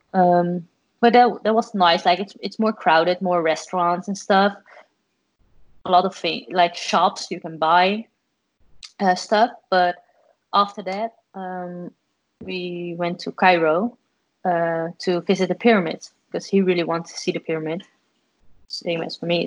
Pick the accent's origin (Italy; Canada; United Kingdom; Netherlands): Netherlands; I'm from the Netherlands